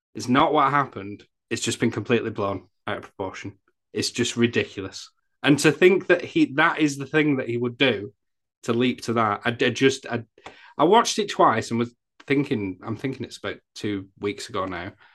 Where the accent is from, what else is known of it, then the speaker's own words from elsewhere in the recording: England, United Kingdom; I'm English